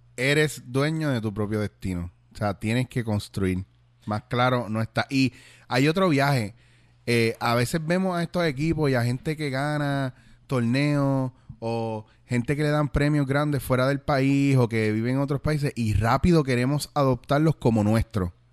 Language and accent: Spanish; Puerto Rico; moved away as an adult; also born or lived in Bronx, New York, United States / Spain; yo donde quiera que yo estoy sigo siendo eh, puertorriqueño y sigo siendo boricua